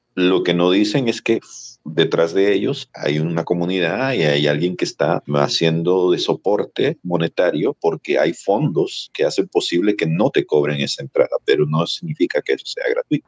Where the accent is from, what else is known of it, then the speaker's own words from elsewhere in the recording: El Salvador; also born or lived in US southern border near Ciudad Juárez; now in United States; yo soy un salvadoreño que está viviendo en la frontera sur de los Estados Unidos junto con la ciudad de Juárez, en Chihuahua, México